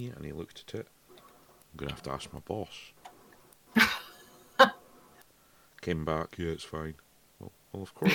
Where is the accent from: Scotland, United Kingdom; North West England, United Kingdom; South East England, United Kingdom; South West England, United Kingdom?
Scotland, United Kingdom; I'm Scottish